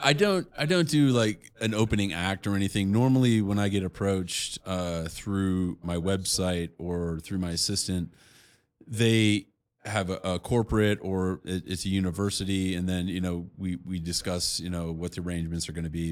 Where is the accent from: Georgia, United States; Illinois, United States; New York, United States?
Illinois, United States; Chicago; I'm from Chicago